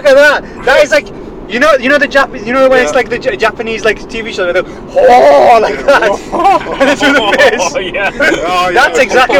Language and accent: English; United Kingdom; I was going to say the one thing that made me aware that my accent might not be as British as I think when I, back in my farming days when I was like 16.